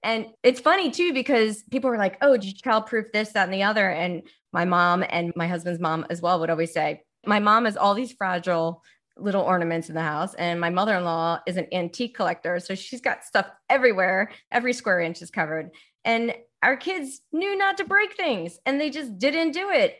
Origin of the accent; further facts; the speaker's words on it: Baltimore, Maryland, United States; moved away; also born or lived in Jersey City / New York City; I'm from Baltimore.